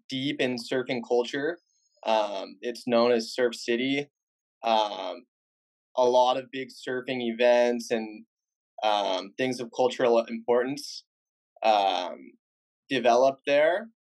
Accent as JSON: {"language": "English", "town": "Huntington Beach", "region": "California", "country": "United States", "tie": "born or raised there", "said": "I grew up in Huntington Beach, half a mile from, from the ocean, and all of my friends surfed or were surfers."}